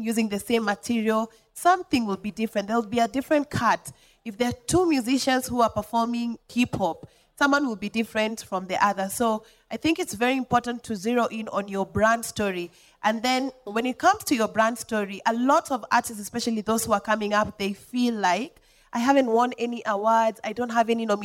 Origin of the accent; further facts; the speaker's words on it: Molo, Nakuru County, Kenya; moved away; I came from Molo. I did not come from Nairobi